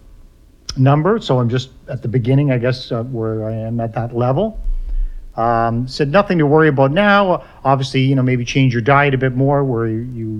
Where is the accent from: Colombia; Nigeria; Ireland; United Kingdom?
Ireland; I'm Irish